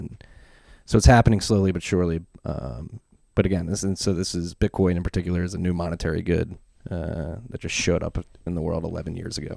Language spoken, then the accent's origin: English; Philadelphia, Pennsylvania, United States; moved away as an adult; also born or lived in South Carolina / Frankford, Philadelphia; I grew up in Philadelphia, Northeast Philadelphia, and, uh, our neighborhood changed pretty fast